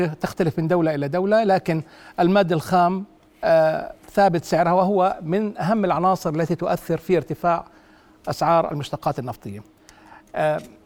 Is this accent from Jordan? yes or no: yes; Jordan; عندنا بالأردن